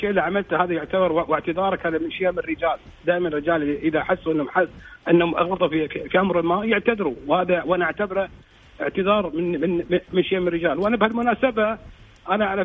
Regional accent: Kuwait; واللي تعتبر العمق الاستراتيجي لنا احنا ككويتيين

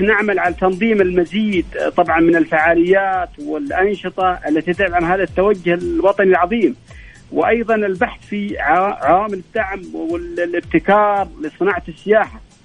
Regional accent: Asir, Saudi Arabia; عندنا في عسير

